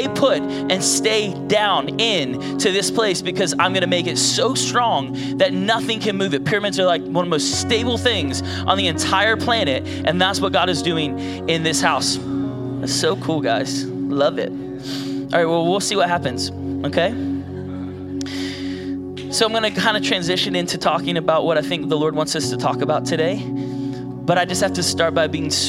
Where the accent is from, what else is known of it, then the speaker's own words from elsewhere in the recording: Virginia Beach, Virginia, United States; moved away as an adult; now in outside Washington, DC, United States; I'm from Virginia Beach area.